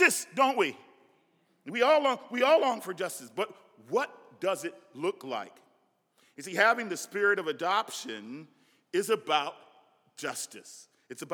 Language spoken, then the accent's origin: English; Nebraska, United States; I'm from Nebraska. We have a different dialect